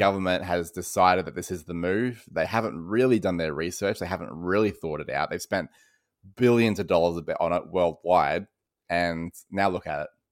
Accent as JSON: {"language": "English", "country": "Australia", "accent": "Australian", "said": "I'm sure people can hear that I am Australian"}